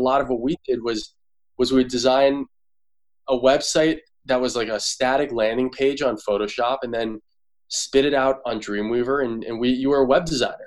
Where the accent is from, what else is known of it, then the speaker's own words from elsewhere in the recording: Toronto, Ontario, Canada; now in San Francisco, United States; I'm from Toronto